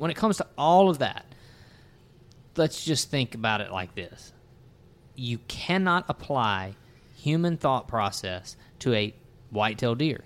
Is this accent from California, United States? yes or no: no; Natchez, Mississippi, United States; in my little neck of the woods growing up in Natchez, Mississippi